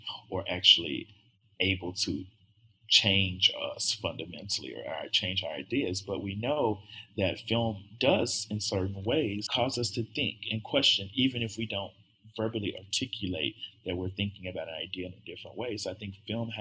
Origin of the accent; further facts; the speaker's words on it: the South, United States; I'm from the South